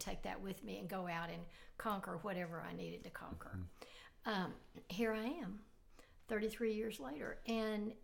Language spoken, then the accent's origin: English; Arkansas, United States; moved away as an adult; now in Oklahoma, United States; I grew up in Arkansas and moved to Oklahoma about 18 years ago